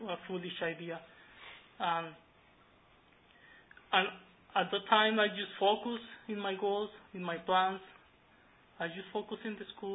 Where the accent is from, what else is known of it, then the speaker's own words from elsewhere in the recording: Pacific coast of Mexico, Mexico; moved away; I grew up in Mexico, in the Pacific coast of Mexico, in a farm with my parents